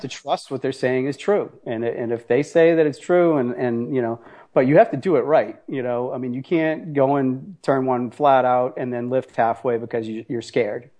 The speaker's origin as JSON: {"language": "English", "town": "Boston", "region": "Massachusetts", "country": "United States", "said": "I'm an Italian from Boston"}